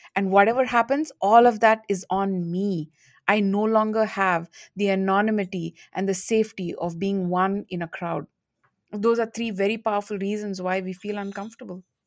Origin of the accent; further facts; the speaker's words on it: India; moved away as an adult; also born or lived in United States; now in Singapore; I'm from India